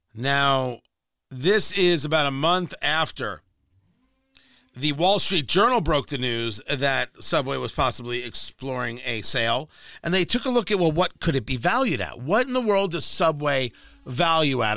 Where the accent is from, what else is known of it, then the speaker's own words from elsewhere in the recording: Middletown, New Jersey, United States; growing up in Jersey, like, I know exactly where that Dunkin' Donut is. I kn-, in Middletown, New Jersey